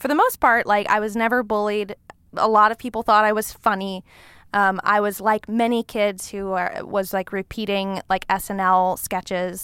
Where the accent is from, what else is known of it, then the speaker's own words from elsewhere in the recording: Long Beach, California, United States; moved away as an adult; now in Los Angeles, United States; I grew up in Long Beach, California.